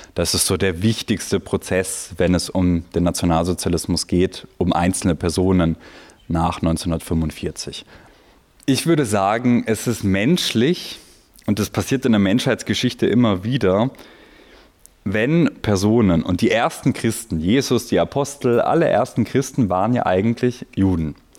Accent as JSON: {"language": "German", "country": "Italy", "tie": "born or raised there", "moved": "yes", "lives_now": "Vienna, Austria", "said": "ich bin in Italien zur Schule gegangen"}